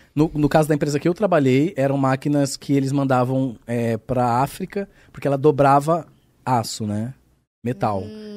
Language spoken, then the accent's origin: Portuguese; Bauru, São Paulo, Brazil; accent: Bauru; moved away as an adult; porque eu sou de uma cidade de interior. Então, hum. eu sou de Bauru. Aí Bauru, uma cidade pequena, interior